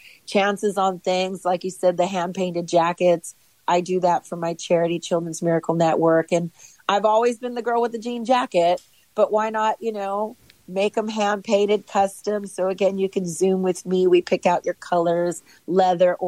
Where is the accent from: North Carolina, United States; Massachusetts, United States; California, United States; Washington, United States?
California, United States; Los Angeles; born and raised in Los Angeles